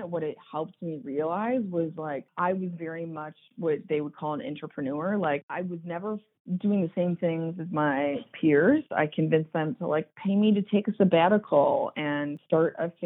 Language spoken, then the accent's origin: English; Chicago, Illinois, United States; Chicago, and I'm second generation. But so we both grew up here